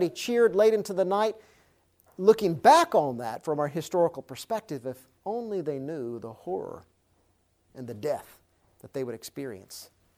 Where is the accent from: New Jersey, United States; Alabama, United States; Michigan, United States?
Alabama, United States; I'm an Alabamian, a good old Alabama redneck. I grew up in Alabama, so that's my home state.